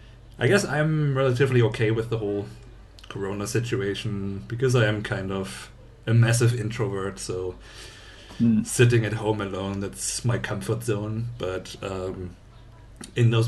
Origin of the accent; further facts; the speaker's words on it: Leipzig, Saxony, Germany; this is my hometown. Born and raised, moved away, came back. That's Leipzig